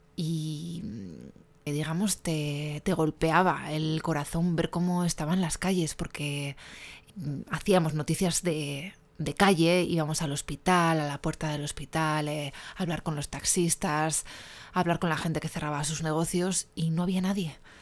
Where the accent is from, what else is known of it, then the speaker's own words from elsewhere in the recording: Spain; soy una periodista española